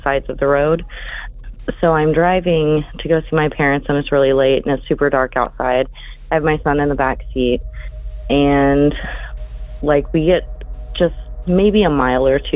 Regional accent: Oklahoma, United States; I'm from Oklahoma

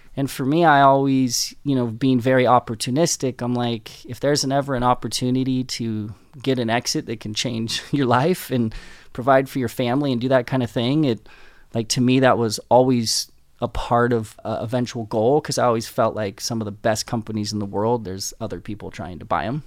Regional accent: Southern California, United States; I grew up in Southern California

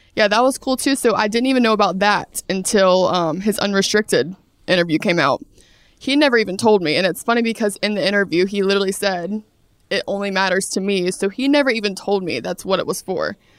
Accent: Brunswick, Georgia, United States; moved away as an adult; I'm from Brunswick, Georgia, South Georgia

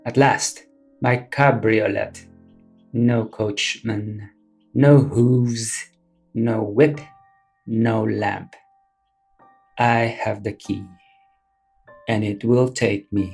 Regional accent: Philippines; moved away as an adult; also born or lived in Adelaide, Australia; now in Sydney, Australia; I grew up in the Philippines with my father and my grandparents from his side. In my early 20s, I emigrated to Australia

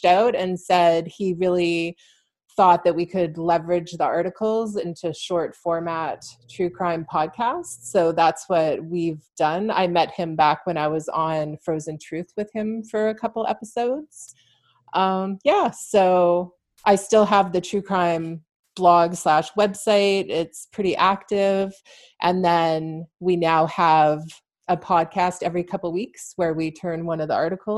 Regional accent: Vancouver, British Columbia, Canada; moved away as an adult; now in London, Canada; I'm originally from the Vancouver, BC area, but I moved to London, Ontario around 6 years ago.

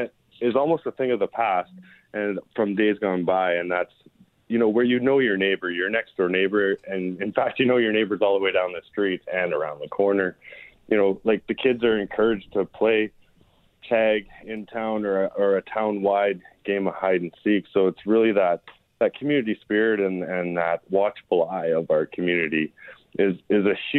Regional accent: Virden, Manitoba, Canada; now in Pierson, Canada; we're both from Manitoba. Andrea was born and raised in Brandon and myself just down the road in Verdon, Manitoba.

